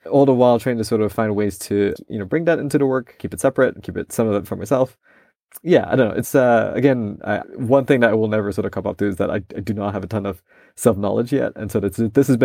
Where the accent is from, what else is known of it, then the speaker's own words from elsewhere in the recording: Malaysia; now in United States; I also am a minority in my home country.